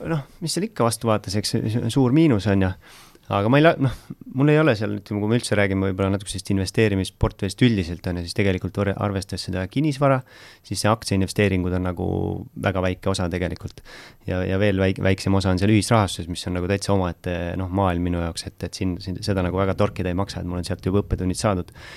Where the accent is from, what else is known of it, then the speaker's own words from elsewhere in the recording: Pärnu, Pärnu County, Estonia; ma olen Pärnust